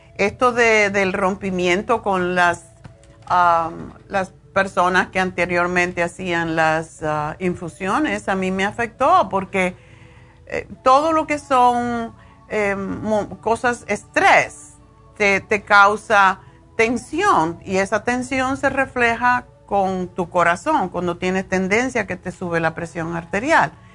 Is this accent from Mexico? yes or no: no; Cuba; siendo cubana